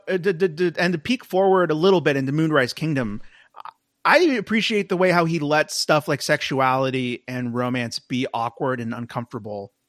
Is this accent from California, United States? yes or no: no; Texas, United States; as a Texan